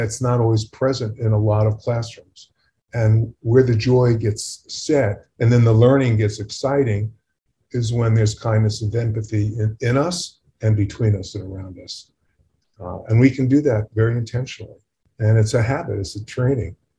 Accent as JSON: {"language": "English", "region": "California", "country": "United States", "said": "I'm from California"}